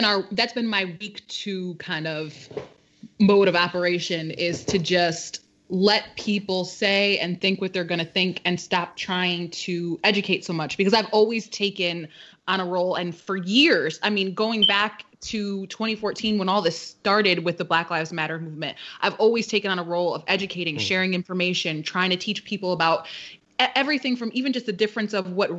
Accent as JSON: {"language": "English", "town": "Waterbury", "region": "Connecticut", "country": "United States", "said": "we're all from Waterbury."}